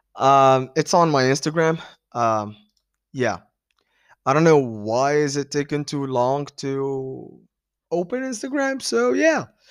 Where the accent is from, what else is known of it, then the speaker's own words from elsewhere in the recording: Tunis, Tunis Governorate, Tunisia; I am from Tunis.